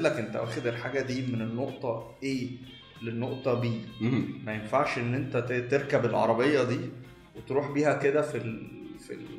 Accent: Egypt; عندنا في مصر

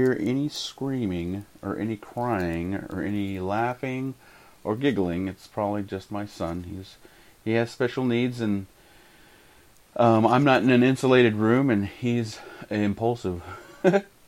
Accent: Big Spring, Texas, United States; I grew up in Southwest Texas, in a place called Big Spring

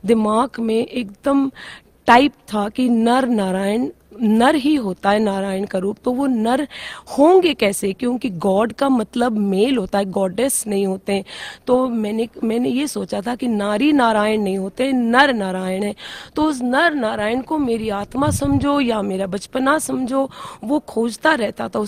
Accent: Mumbai, Maharashtra, India; now in Gurgaon, India; मैं वैसे खुद इंडिविजुअली बॉम्बे के रहने वाली हूँ वैसे मेरे हस्बैंड रोहतक के हैं तो वैसे हम सेटल गुड़गांव में रहते

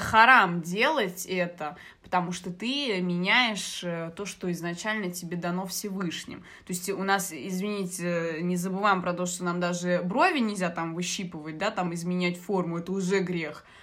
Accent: Algeria; moved away; я из Алжира

